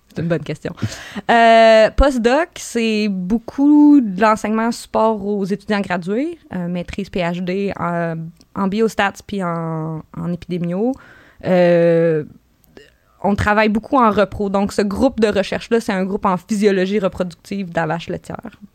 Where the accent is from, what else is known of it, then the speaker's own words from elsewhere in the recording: Gaspésie, Quebec, Canada; je viens de la Gaspésie, mais je viens pas d'une ferme